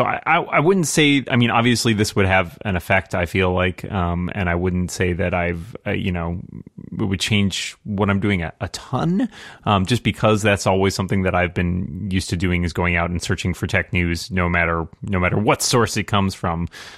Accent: Massachusetts, United States; IDG's headquartered here in my home state, Massachusetts.

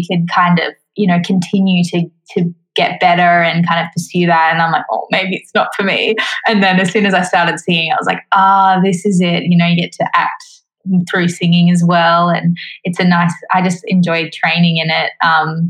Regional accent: Queensland, Australia; also born or lived in Adelaide, South Australia; I was born in Adelaide and then moved to Queensland when I was quite young

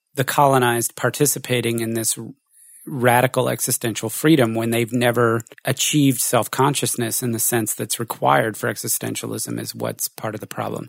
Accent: United States; You're French, I'm American, born in the war, you're female, you're male, whatever.

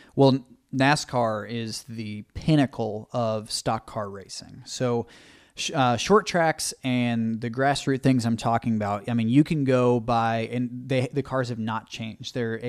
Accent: Cleveland, Ohio, United States; also born or lived in Fairfax, Virginia; So I consider I was born and raised in Cleveland, Ohio.

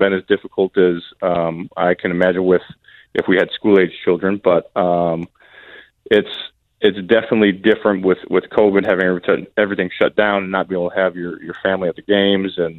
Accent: Appleton, Wisconsin, United States; I did grow up in Appleton.

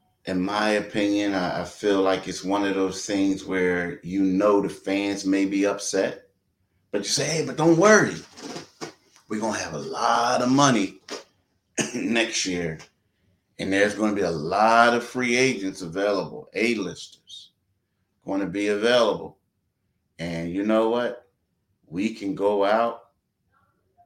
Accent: Philadelphia, Pennsylvania, United States; I'm a Philadelphian.

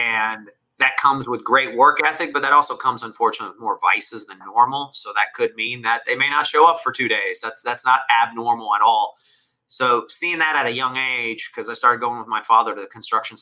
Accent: Atlanta, Georgia, United States; first language Spanish; English is a second language; I was born in Atlanta, in the city.

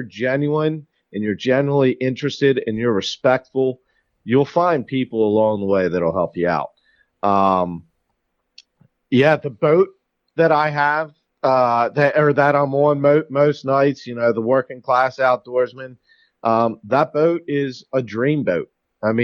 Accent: Susquehanna Trails, Pennsylvania, United States; now in Maryland, United States; I lived in Pennsylvania first. Where I originally grew up was called the Susquehanna Trails

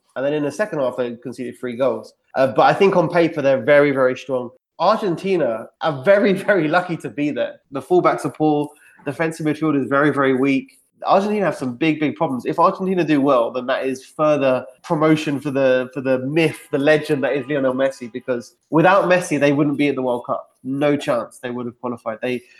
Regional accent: England, United Kingdom; Yeah, well, for me, I'm English.

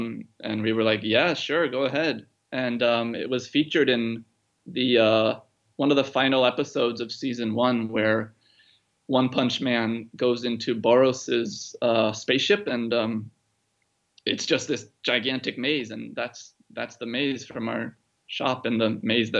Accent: Tokyo, Japan; also born or lived in Brooklyn, United States; I was born in New York, actually. I was born in Brooklyn, and then my parents moved over to Tokyo when I was one.

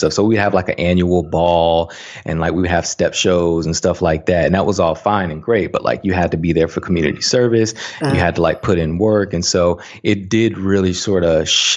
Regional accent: Saginaw, Michigan, United States; moved away as an adult; also born or lived in Tuskegee, Alabama; I grew up in a small town in mid-Michigan called Saginaw, Michigan

